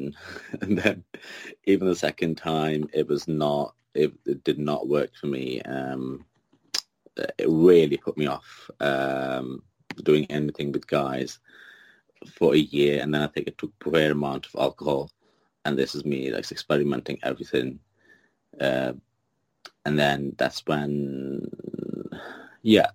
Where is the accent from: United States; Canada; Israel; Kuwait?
Kuwait; now in United Kingdom; But I was born there